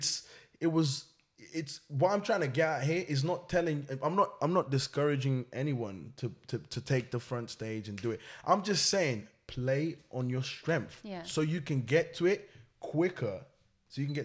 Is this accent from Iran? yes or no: no; Portugal; moved away; also born or lived in Angola / Cape Verde; I was born in Portugal, that's where I'm from